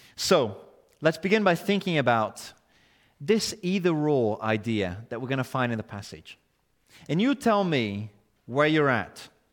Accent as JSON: {"language": "English", "country": "Brazil", "second_language": "English", "moved": "yes", "lives_now": "United Kingdom", "said": "my accent shows this country is not my home. My citizenship is elsewhere."}